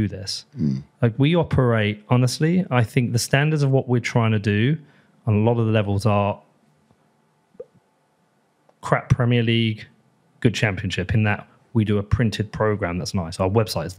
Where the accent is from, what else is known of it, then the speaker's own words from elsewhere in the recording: Bedford, East of England, United Kingdom; it's a really nice part of the town. Mm. I love it. I love my hometown